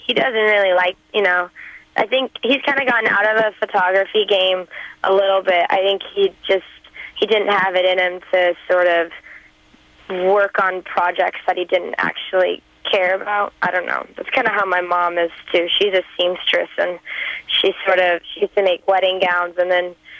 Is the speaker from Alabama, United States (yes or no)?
no; Nashville, Tennessee, United States; I'm from Nashville, Tennessee